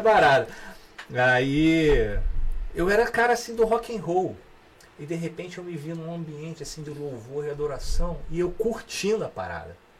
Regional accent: Petrópolis, Rio de Janeiro, Brazil; moved away as an adult; also born or lived in Três Rios; now in Rio de Janeiro, Brazil; Então eu nasci em Três Rios, morei em Três Rios até os seis anos, fui para Petrópolis e em Petrópolis realmente que eu cresci, me tornei jovem, adolescente

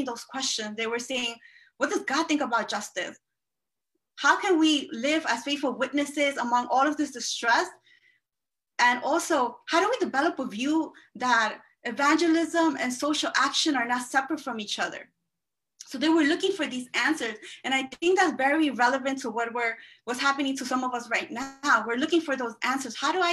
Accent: Peru; also born or lived in Elmhurst, Queens, New York; now in Queens, United States; I am from Peru

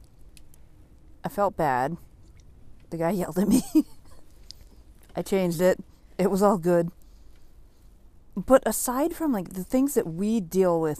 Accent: New England, United States; we are from New England.

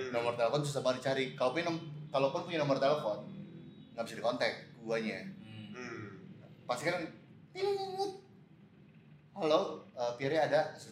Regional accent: Manado, North Sulawesi, Indonesia; born there; moved away; also born or lived in United States; gede di, maksudnya gue lahir

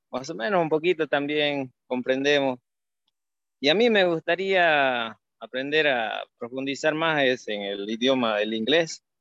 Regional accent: Monteagudo, Chuquisaca, Bolivia; first language Spanish; soy de Monteagudo también, eh, primo de Juan Pablo. Eh, vivimos, bueno, él vive casi la mayoría en Monteagudo y yo vivo un poco más aquí abajo en la comunidad de San Miguel.

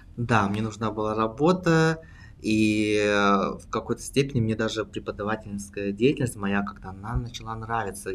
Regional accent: Siberia, Russia; moved away as an adult; now in Berlin, Germany; сам я родом из России, а, из э, далекой Сибири

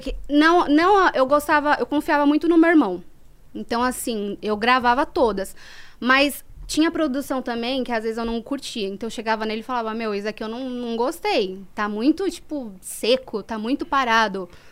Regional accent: São Paulo, Brazil; also born or lived in Guaianases / Jardim Eliane / Cohab 1 / Avenida São Miguel; eu nasci em Guaianazes, no Hospital de Guaianazes. E aí eu cheguei a morar na favela do Jardim Eliane e depois eu me mudei para Vila Carrão, com 3 anos de idade. Aí morei até os 17

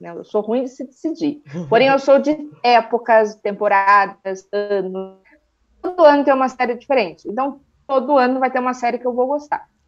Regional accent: Sorocaba, São Paulo, Brazil; eu sou de Sorocaba, interior de São Paulo.

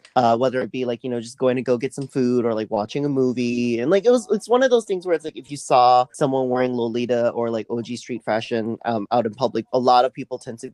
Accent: New Orleans, Louisiana, United States; also born or lived in Taiwan; I was born in Taiwan, but I moved here to New Orleans when I was young, like 3, and I grew up here ever since

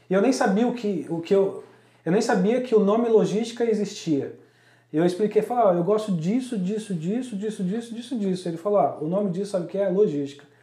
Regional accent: São Paulo, Brazil; da onde a gente veio, da Zona Leste de São Paulo

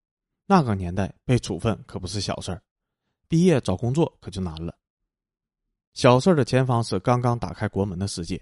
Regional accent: Chengdu, Sichuan, China; 我出生和成长在天府之国的成都，父母是北方人，到四川建三线国防工程的

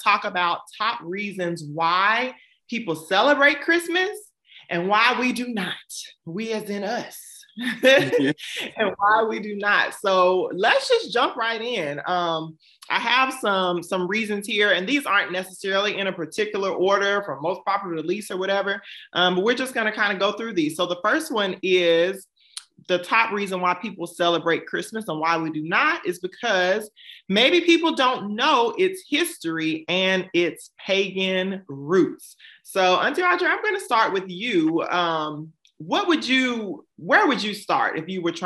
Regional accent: Savannah, Georgia, United States; hailing from the great Savannah, Georgia. And that is also my hometown

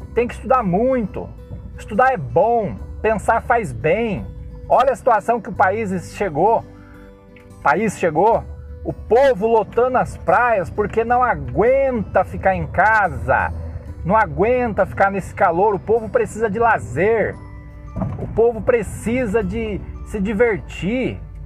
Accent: Cosmópolis, São Paulo, Brazil; Nós, cidadãos, cosmopolenses, brasileiros, católicos, cristãos

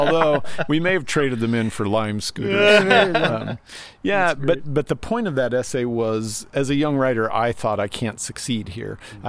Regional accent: Spokane, Washington, United States; my hometown, which is, Spokane, Washington.

